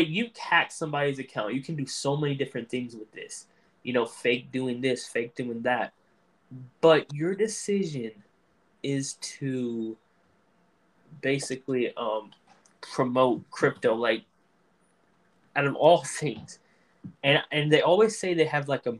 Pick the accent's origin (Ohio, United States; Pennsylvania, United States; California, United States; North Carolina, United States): North Carolina, United States; I was born in North Carolina